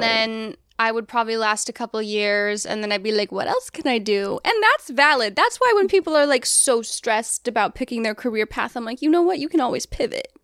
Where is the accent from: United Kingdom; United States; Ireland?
United States; Colorado; moved away as an adult; I grew up in Colorado and, well, mostly fifth through twelfth grade.